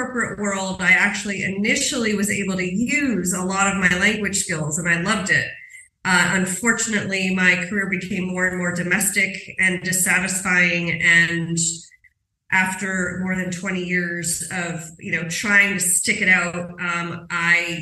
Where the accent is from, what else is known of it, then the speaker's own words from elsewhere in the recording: New York City, New York, United States; moved away as an adult; I'm from New York City